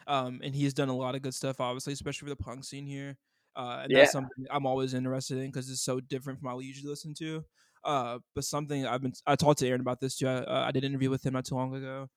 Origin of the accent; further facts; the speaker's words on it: Ohio, United States; moved away; I'm from Ohio originally, and I was raised by like rap and rock purists.